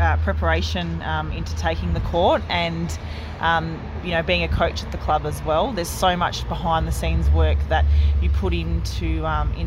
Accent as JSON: {"language": "English", "town": "Rennie", "region": "New South Wales", "country": "Australia", "also_born_or_lived": "Yarrawonga", "said": "I come from Rennie, and all our family do, like, we played there"}